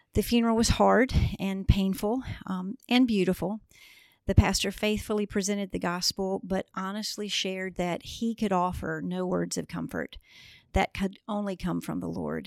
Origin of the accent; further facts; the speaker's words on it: Memphis, Tennessee, United States; now in Augusta, United States; We are both from Memphis